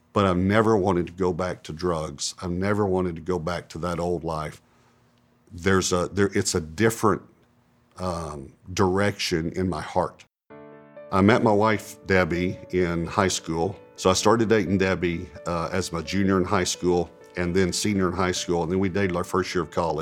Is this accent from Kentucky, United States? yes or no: no; East Texas, United States; born or raised there